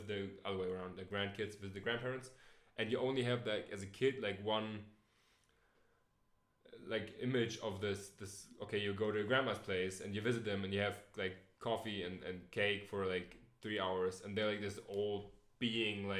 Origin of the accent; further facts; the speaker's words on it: Hamburg, Germany; I lived in Hamburg all the time